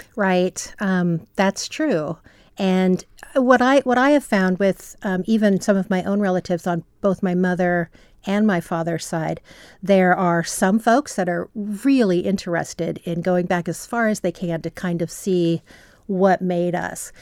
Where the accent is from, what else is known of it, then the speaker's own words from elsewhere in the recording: California, United States; moved away as an adult; I'm from California